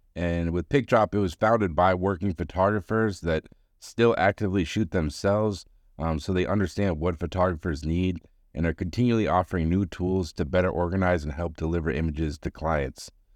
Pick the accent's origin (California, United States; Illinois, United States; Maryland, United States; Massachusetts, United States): Massachusetts, United States; Boston; I'm from Boston